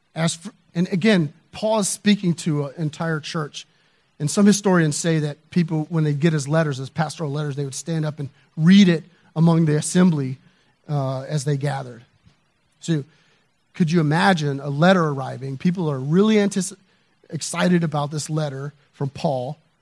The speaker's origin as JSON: {"language": "English", "region": "the South", "country": "United States", "tie": "born or raised there", "said": "I grew up in the South"}